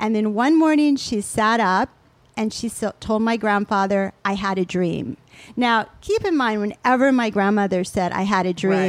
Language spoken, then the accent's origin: English; Toledo, Ohio, United States; also born or lived in Geneva, Switzerland; So even though I grew up in Toledo, Ohio, and Geneva, Switzerland, that's probably a whole nother podcast.